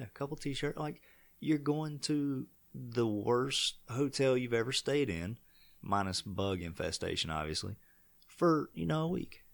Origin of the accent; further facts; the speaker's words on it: Vail, United States; I'm from Vail